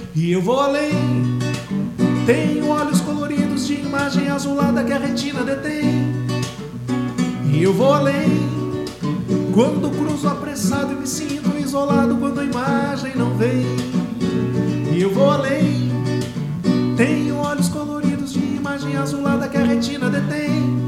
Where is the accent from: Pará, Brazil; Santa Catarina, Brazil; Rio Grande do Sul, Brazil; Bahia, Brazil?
Rio Grande do Sul, Brazil; Dom Pedrito; moved away as an adult; now in Pelotas, Brazil; eu sou natural de Dom Pedrito